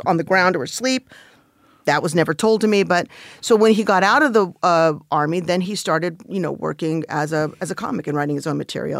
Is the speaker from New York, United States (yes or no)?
no; Los Angeles, California, United States; I grew up in the San, uh, Van Nuys